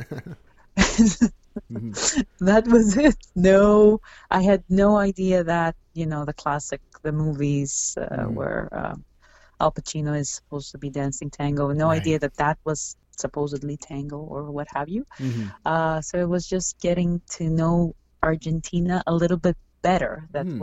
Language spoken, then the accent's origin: English; Greece; moved away as an adult; now in Toronto, Canada; I grew up in Greece